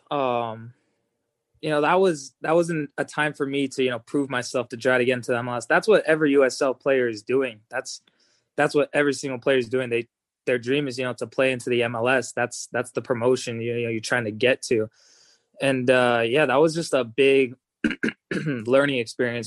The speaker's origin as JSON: {"language": "English", "town": "Las Vegas", "region": "Nevada", "country": "United States", "tie": "born or raised there", "moved": "as an adult", "lives_now": "Los Angeles, United States", "said": "I grew up in Vegas. I moved there when I was 2 years old."}